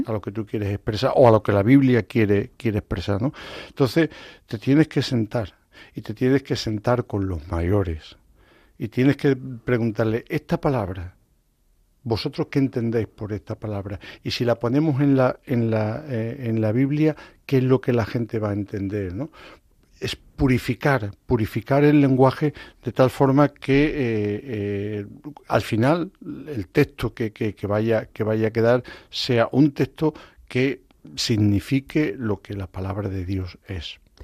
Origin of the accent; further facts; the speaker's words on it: Extremadura, Spain; also born or lived in Zimbabwe; yo soy de Extremadura